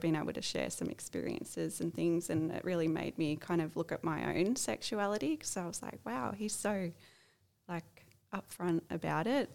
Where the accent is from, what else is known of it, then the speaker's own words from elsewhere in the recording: Sydney area, New South Wales, Australia; moved away; I'm originally from the Sydney area